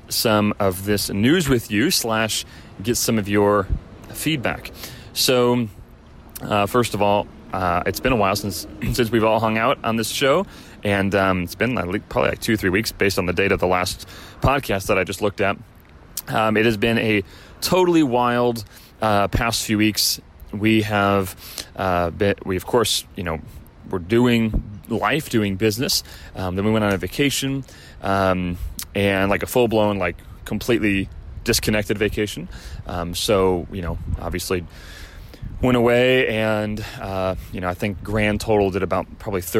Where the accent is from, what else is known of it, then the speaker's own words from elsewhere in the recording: Chicago, Illinois, United States; now in Southern California, United States; I'm from Chicago